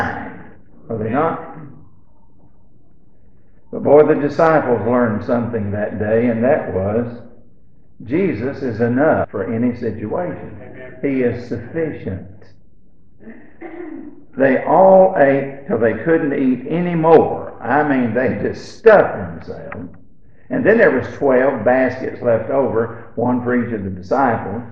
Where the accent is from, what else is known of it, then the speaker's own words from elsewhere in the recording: Alabama, United States; when we was growing up in Alabama